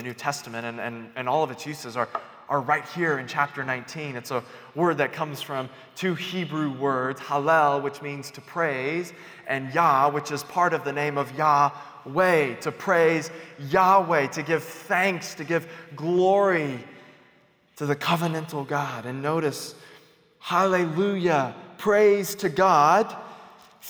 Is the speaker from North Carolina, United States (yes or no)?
yes; North Carolina, United States; now in New Mexico, United States; I'm from North Carolina